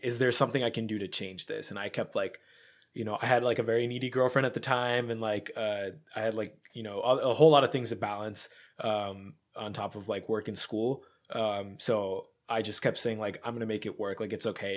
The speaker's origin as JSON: {"language": "English", "region": "Pennsylvania", "country": "United States", "tie": "born or raised there", "said": "I grew up in Bumblefuck, Pennsylvania"}